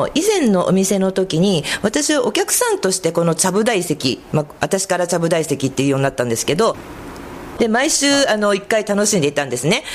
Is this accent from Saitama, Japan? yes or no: no; Koganei, Tokyo, Japan; also born or lived in Nakano, Tokyo; now in Kodaira, Japan; 生まれは実は隣のあの小金井市なんですけども